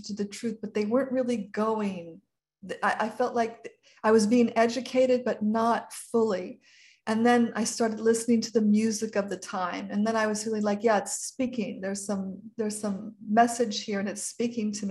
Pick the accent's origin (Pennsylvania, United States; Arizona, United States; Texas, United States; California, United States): California, United States; Marin County; also born or lived in San Francisco, California; was in Marin County in my childhood home